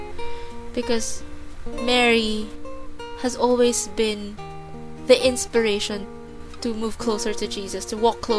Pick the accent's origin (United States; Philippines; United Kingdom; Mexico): Philippines; moved away as an adult; now in New Zealand; I grew up in the Philippines, but for the last 4 years, I've been residing in New Zealand